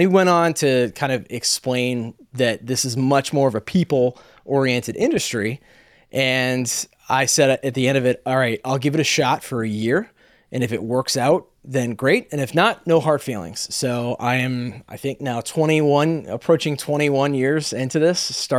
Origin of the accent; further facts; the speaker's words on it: Atlanta, Georgia, United States; And like, I grew up in Atlanta. I lost all my Southern charm in about the span of a second.